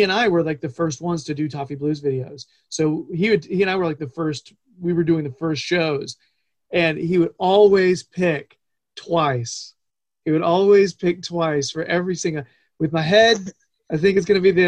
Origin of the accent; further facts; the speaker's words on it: United States; also born or lived in Charlotte; American guy saying queue